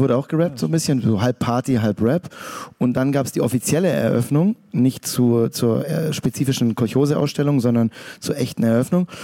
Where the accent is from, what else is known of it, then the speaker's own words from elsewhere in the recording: Stuttgart, Baden-Württemberg, Germany; ich und noch so andere Stuttgarter